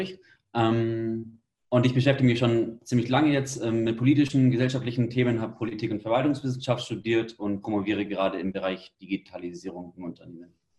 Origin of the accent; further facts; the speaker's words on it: Allgäu, Bavaria, Germany; Ich komme auch aus dem Allgäu